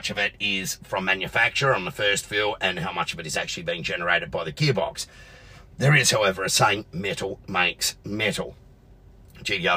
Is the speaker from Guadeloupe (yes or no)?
no; Adelaide, South Australia, Australia; my hometown of Adelaide